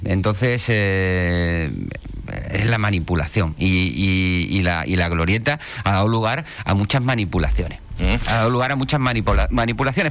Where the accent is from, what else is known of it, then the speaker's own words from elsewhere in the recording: Ceuta, Spain; now in Puerto del Rosario, Spain; soy de Ceuta, nacido en Ceuta